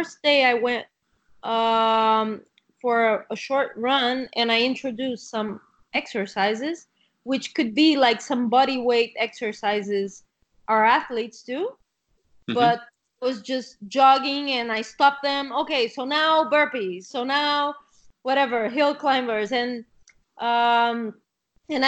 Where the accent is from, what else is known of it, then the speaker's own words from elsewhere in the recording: Rio de Janeiro, Brazil; English is a second language; moved away as an adult; now in Catalonia, Spain; I come from Rio